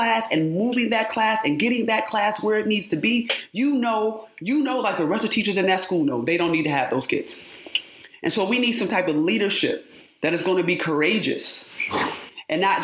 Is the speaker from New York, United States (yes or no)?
yes; Rochester, New York, United States; I was born and raised in upstate New York. I'm from Rochester, New York